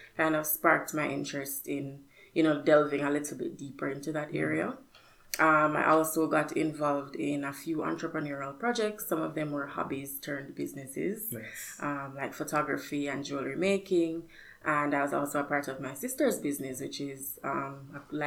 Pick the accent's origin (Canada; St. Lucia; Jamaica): Jamaica; moved away as an adult; I'm originally from Jamaica